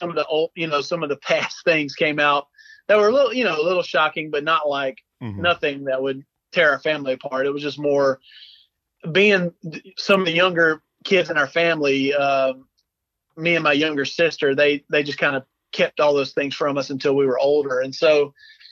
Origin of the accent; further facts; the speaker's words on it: South Carolina, United States; accent: Southern; moved away; also born or lived in Seattle; when we moved from South Carolina to Seattle, it was a pretty big shock, not only to us, but to people we met because they couldn't understand what we were saying